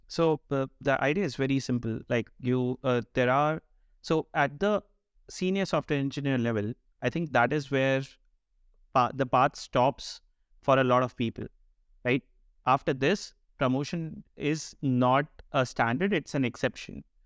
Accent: India; moved away as an adult; also born or lived in Bangalore, India; now in Denmark; I'm, I'm of Indian origin, currently based out of Denmark. Uh, recently moved there last year

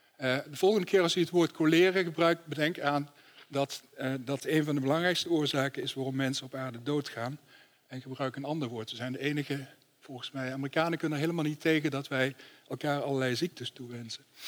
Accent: Netherlands; als Nederlanders

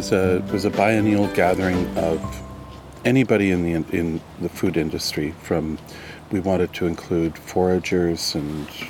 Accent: Almonte, Ontario, Canada; also born or lived in Ottawa, Ontario; So they had the mills in Elmont, Ontario, where I grew up. I was born in Ottawa, my dad was born in Toronto, and my mom was born in Montclair, New Jersey.

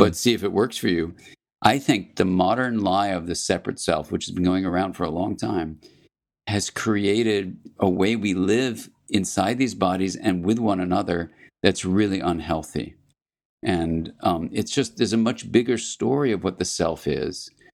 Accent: California, United States; I'm from California

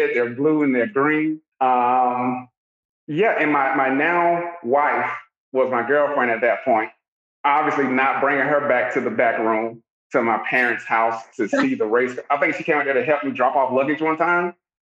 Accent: Augusta, Georgia, United States; I'm from Augusta, Georgia.

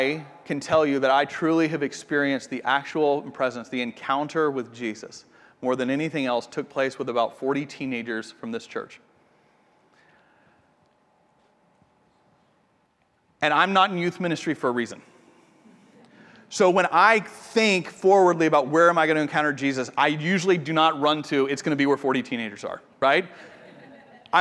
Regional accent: Atlanta, Georgia, United States; moved away as an adult; now in Austin, United States; I'm from Atlanta, and it's where we lived before we moved here.

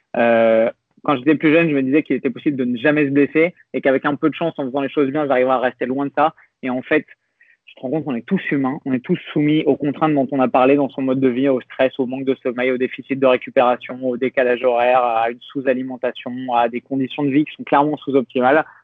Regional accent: France; on est français

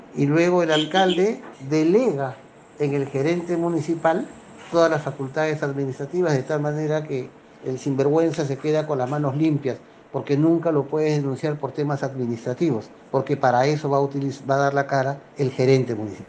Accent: Lima, Peru; Vine a los cuatro años de edad, más o menos, a vivir al Rímac, donde ya permanezco hace 61 años

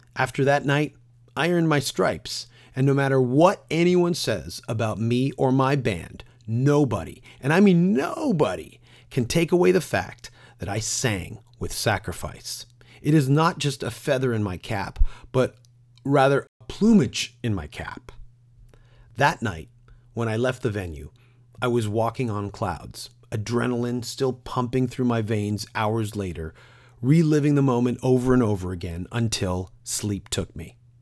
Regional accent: Toronto, Ontario, Canada; my hometown of Toronto, but my home borough of Scarborough, Ontario

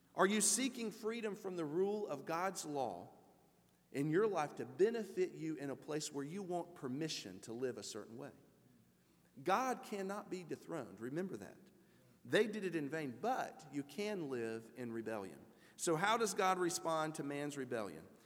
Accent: United States; as American Christians

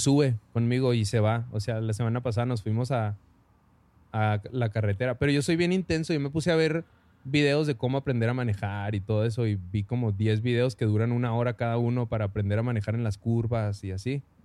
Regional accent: Parral, Chihuahua, Mexico; now in Chihuahua, Mexico; yo vivo en Chihuahua, pero soy de Parral, orgullosamente

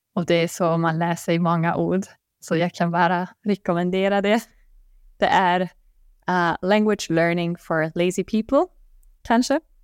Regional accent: Bonn, North Rhine-Westphalia, Germany; Swedish is a second language; moved away as an adult; now in Sweden; jag kommer från Bonn som är ganska nära Köln

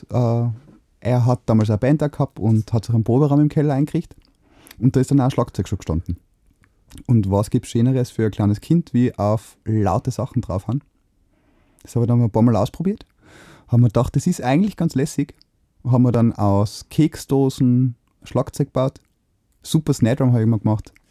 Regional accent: Innsbruck, Tyrol, Austria; Gebürtiger Innsbrucker.

